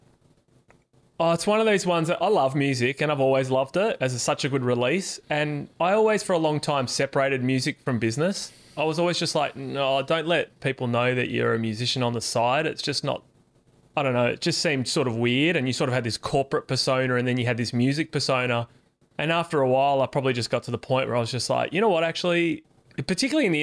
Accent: Perth, Western Australia, Australia; I'm from Perth

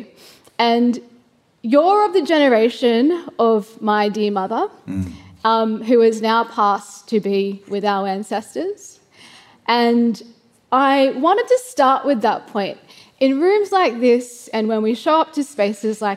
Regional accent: Gilgandra, New South Wales, Australia; being a young Koori kid in Gilgandra, where I was born and raised

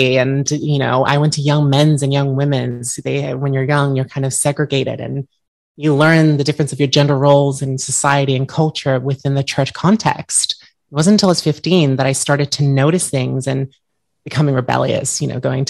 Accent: Perth, Western Australia, Australia; also born or lived in United States; So I was born in Perth, Western Australia. I grew up between Australia and the United States because my father is American.

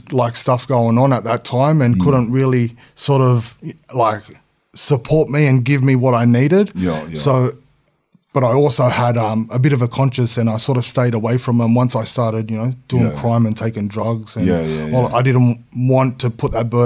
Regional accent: Sydney, New South Wales, Australia; also born or lived in La Perouse; born and raised, man. Yeah, born and raised. I was born in King George Hospital, Camperdown, and I lived on Everly Street and I lived on Lewis Street.

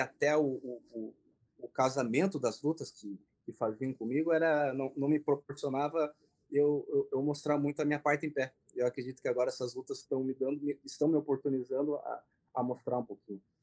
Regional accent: Brazil; also born or lived in Japan; Então, eu, na verdade, nasci no Japão, né? Como o pessoal sabe, vim para cá dos três para quatro anos para o Brasil

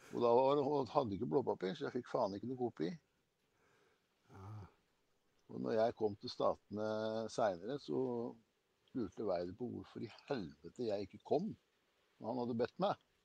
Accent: Kragerø, Telemark, Norway; moved away; jeg var hjemme i Kragerø. Faren min drev jo gatekjøkken.

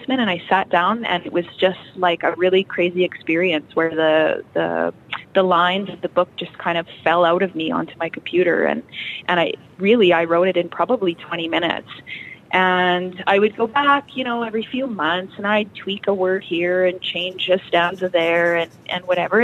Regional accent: Cabri, Saskatchewan, Canada; also born or lived in Kindersley, Canada / Abbey, Canada; I actually grew up in Cambry. This is my hometown

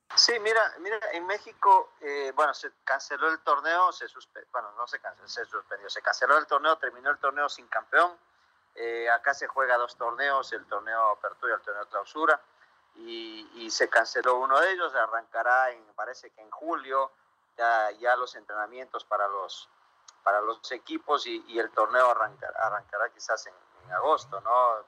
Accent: Ecuador; nosotros, por ejemplo, como ecuatorianos

